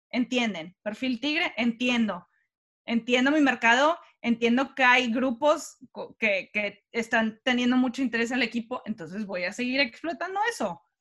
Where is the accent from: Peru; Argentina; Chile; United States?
United States; California; Soy de California.